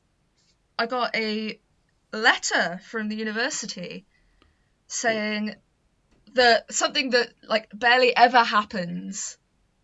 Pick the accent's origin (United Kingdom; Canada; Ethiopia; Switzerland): United Kingdom; Gloucester, South West England; I'm originally from Gloucester, so it's, like, really kind of close to home